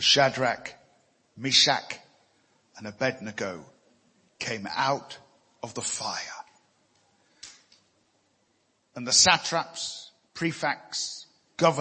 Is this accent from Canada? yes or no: no; United Kingdom; I'm a British citizen.